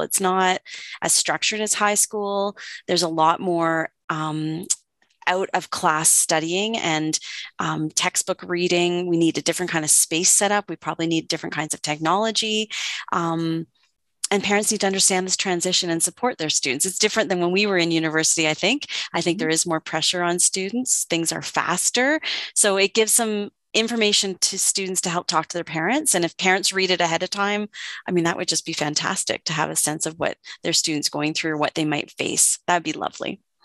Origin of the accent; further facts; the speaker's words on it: Oakville, Ontario, Canada; now in Calgary, Canada; I grew up in what's now called Ontario, uh, close maybe to where you are. I grew up in Oakville.